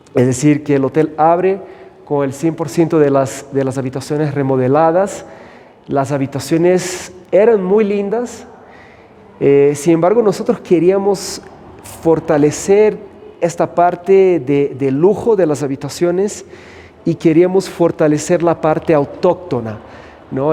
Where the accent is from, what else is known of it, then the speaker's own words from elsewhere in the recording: São Paulo, Brazil; moved away as an adult; also born or lived in United States / Costa Rica / Puerto Rico / Panama; now in Cusco, Peru; soy de Brasil y crecí en São Paulo